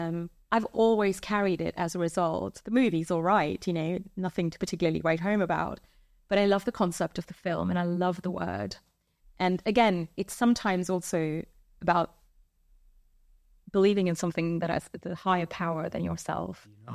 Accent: India; So I'm an 80s baby. Growing up in India, you know, your repertoire is slightly limited.

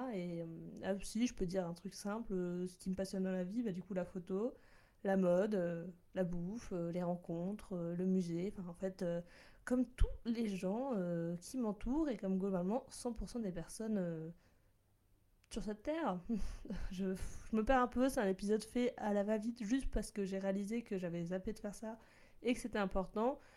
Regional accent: Bordeaux, Nouvelle-Aquitaine, France; moved away as an adult; also born or lived in Lyon; now in Paris, France; j'étais à Bordeaux car je suis originaire de Bordeaux. Donc oui, je dis chocolatine, poche

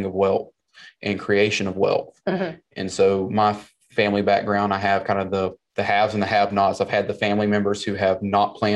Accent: South Carolina, United States; accent: Southern twang; now in Nashville, United States; I was born and raised in South Carolina

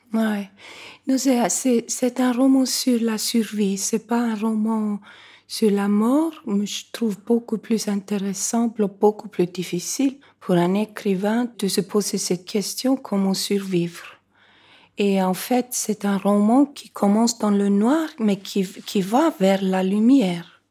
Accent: Reykjavik, Capital Region, Iceland; Quand je suis née, moi, à Reykjavik

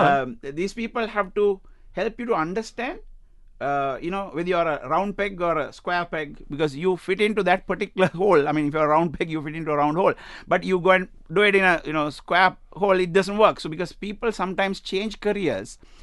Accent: Sri Lanka; now in United Arab Emirates; I come from Sri Lanka

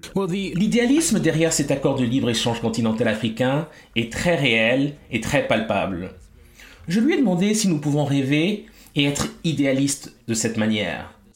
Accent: Lomé, Maritime, Togo; je suis né à Lomé, qui est à la frontière du Ghana

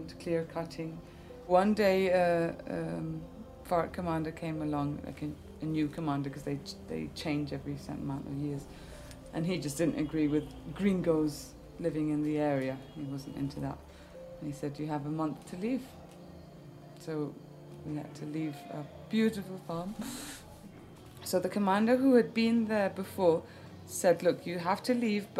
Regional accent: Colombia; also born or lived in Donegal, Ireland; I was born on Innisfree Island off the coast of Donegal when I was just about a year and a half old. My family moved to Colombia.

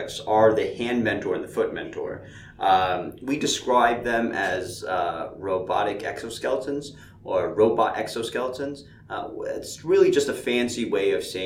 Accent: Connecticut, upstate New York, United States; moved away as an adult; now in Atlanta, United States; I grew up mostly in the Northeast, upstate New York, in Connecticut. I moved to Atlanta at this point

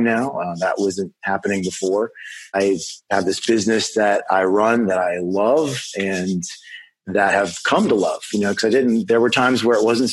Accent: Western Pennsylvania, United States; moved away as an adult; also born or lived in Minneapolis, Minnesota / Chicago, Illinois; I live in Pittsburgh, Pennsylvania, and I'm originally from Western Pennsylvania

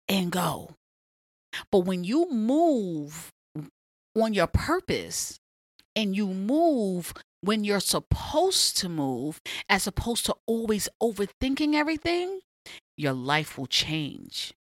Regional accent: New York, United States; moved away as an adult; now in Los Angeles, United States; I'm from New York. I'm used to Times Square

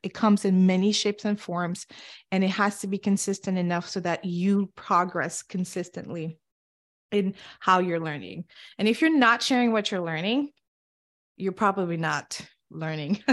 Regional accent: Senegal; English is a second language; moved away; also born or lived in Cape Verde; I grew up and was born and raised in Senegal and West Africa

